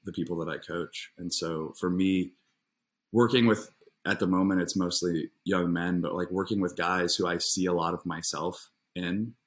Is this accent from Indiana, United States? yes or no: yes; Indianapolis, Indiana, United States; moved away as an adult; now in Los Angeles, United States; I was born in Indianapolis, Indiana. Grew up there, had a nice childhood